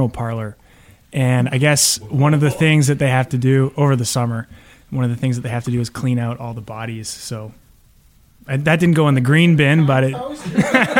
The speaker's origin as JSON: {"language": "English", "town": "Toronto", "region": "Ontario", "country": "Canada", "said": "from Toronto, Archdiocese of Toronto, studying to be a priest there"}